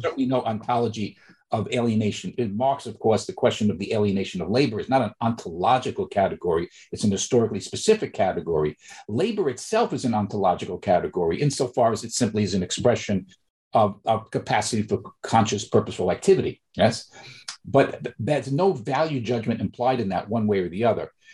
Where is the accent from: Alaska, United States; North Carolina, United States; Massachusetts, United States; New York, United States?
New York, United States; I'm originally from New York, growing up in the Bronx, from working class family in Bronx, New York